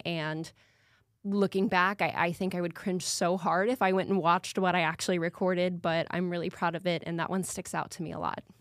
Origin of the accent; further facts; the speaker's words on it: Lawrenceville, Georgia, United States; moved away as an adult; also born or lived in Duluth, Minnesota; now in Arkansas, United States; I'm from Lawrenceville, Georgia, so that's right outside of Atlanta